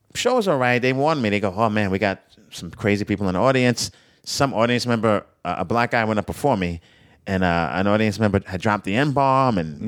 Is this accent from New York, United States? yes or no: yes; New York, United States; I'm a New Yorker.